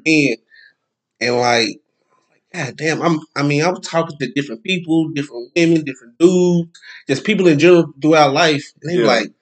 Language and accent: English; Longview, Texas, United States; I'm from East Texas. I'm from Longview